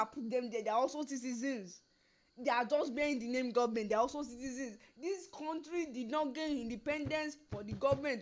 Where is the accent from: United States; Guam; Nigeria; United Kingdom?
Nigeria; I am proudly Nigerian. I am proudly Yoruba.